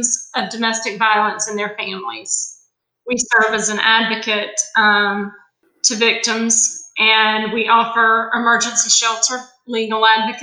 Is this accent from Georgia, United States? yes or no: yes; Macon, Georgia, United States; moved away as an adult; also born or lived in Athens, Georgia / Forsyth County, Georgia; I grew up in Macon, Georgia